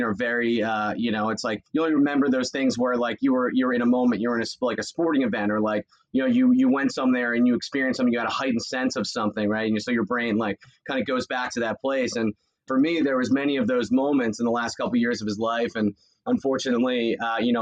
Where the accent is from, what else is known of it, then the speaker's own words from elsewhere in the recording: Doylestown, Pennsylvania, United States; I grew up in Bucks County, Pennsylvania. So Doylestown